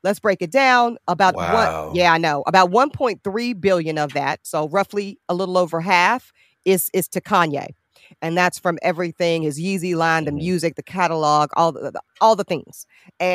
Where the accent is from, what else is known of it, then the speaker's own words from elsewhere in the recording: North Carolina, United States; North Carolina, my home state